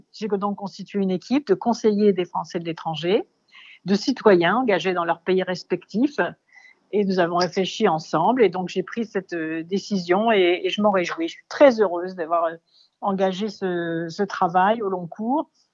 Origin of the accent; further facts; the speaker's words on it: Dakar, Senegal; moved away; je suis née en Afrique, à Ouakam, au Sénégal